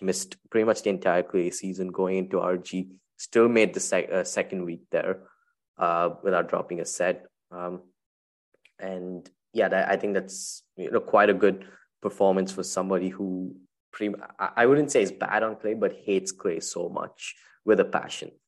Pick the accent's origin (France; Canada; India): India; Chennai, Tamil Nadu; my hometown, Chennai